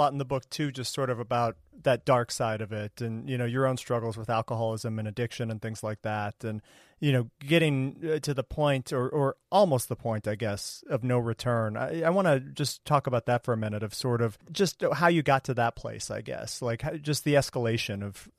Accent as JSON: {"language": "English", "country": "United States", "said": "from the States here, it's a very American notion, I think."}